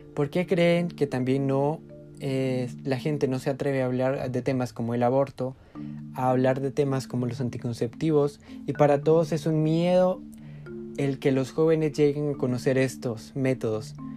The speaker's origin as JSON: {"language": "Spanish", "region": "Huehuetenango", "country": "Guatemala", "said": "Como guatemaltecos"}